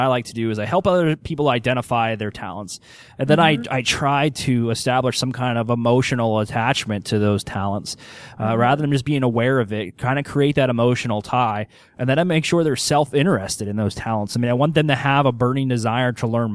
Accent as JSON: {"language": "English", "region": "Pennsylvania", "country": "United States", "said": "being from Pennsylvania"}